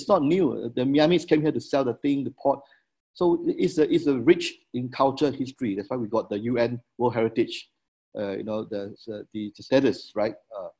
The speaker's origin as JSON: {"language": "English", "region": "Penang", "country": "Malaysia", "tie": "born or raised there", "also_born_or_lived": "Austin, Texas, United States", "moved": "as an adult", "said": "I think growing up in Penang, right? I wasn't a Christian when I was growing up in Penang. Penang is predominantly a very strong Buddhist and a Taoist society in Penang, right? And I became a Christian the first year I went to America, the first year in Texas, Austin"}